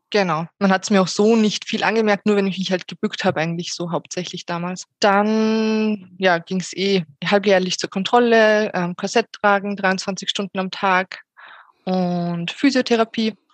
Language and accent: German; Salzburg, Austria; aus Salzburg